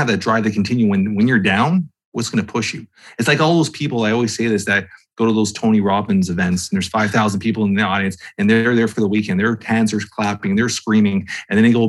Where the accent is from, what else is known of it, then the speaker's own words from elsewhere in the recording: Toronto, Ontario, Canada; I'm from Toronto, Canada